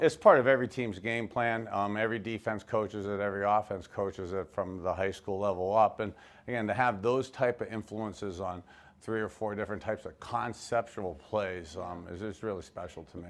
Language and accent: English; Youngstown, Ohio, United States; also born or lived in Miami, Florida; I grew up in Youngstown, Ohio.